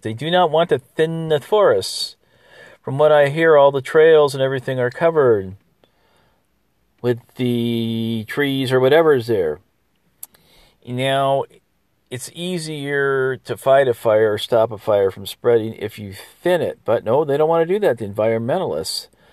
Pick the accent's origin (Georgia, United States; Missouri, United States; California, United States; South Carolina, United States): California, United States; moved away; I'm from California